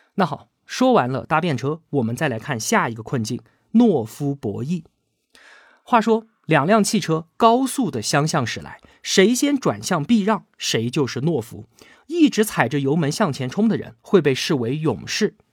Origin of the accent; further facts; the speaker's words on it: China; 我们中国人古老的智慧